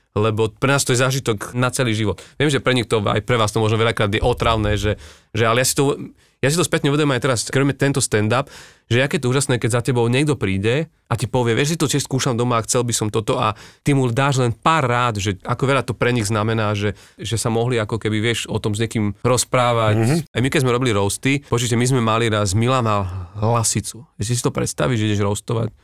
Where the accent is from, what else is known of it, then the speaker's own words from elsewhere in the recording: eastern Slovakia, Slovakia; now in Bratislava, Slovakia; ja som z východu a ja keď som urobil svoj prvý stand-up o východniaroch